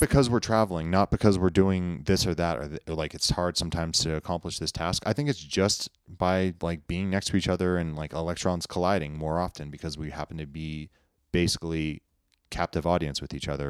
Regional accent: United States; I grew up in Lake Tahoe where there's lots of ski resorts

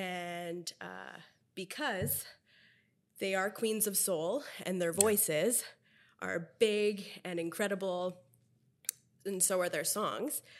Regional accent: Philippines; now in Vancouver, Canada; being a Filipino

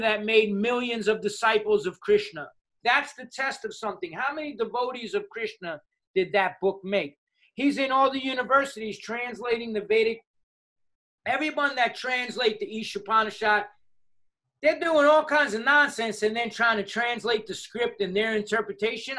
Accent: New York City, New York, United States; I'm a New Yorker

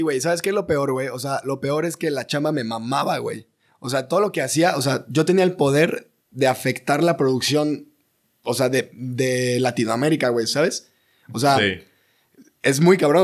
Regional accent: Ciudad Mante, Tamaulipas, Mexico; yo soy de Ciudad Mante, Tamaulipas

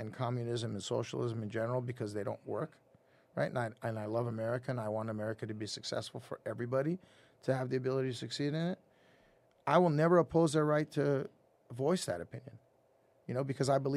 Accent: Lebanon; now in United States; I was born in Lebanon mm-hmm. during a civil war, and we had to leave Lebanon for obvious reasons

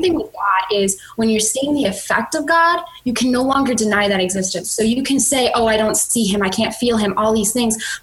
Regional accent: Chicago, Illinois, United States; now in Jacksonville, United States; I'm originally from Chicago though, and we just moved down to Florida, so I'm actually in Jacksonville, Florida now

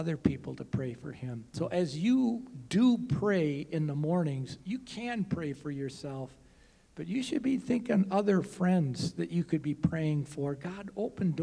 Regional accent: Wisconsin, United States; now in Des Moines, United States; that's where I'm from

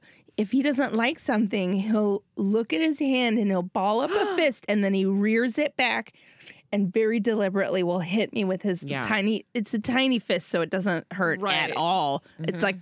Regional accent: Minneapolis, Minnesota, United States; I grew up in Minneapolis, but I grew up mostly in the southwest suburbs, and sometimes we lived in the sticks.

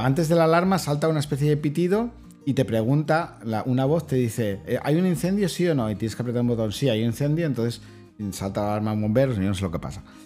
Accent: Spain; personalmente, como, como, como, español

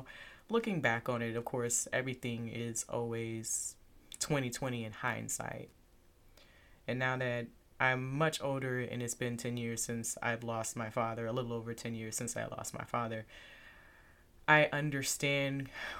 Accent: Lufkin, Texas, United States; born there; So I was born in Texas. I was born in a little town called Lufkin.

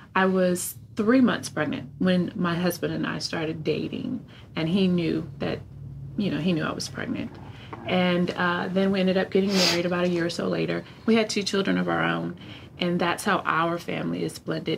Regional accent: California, United States; I was young and I am from California

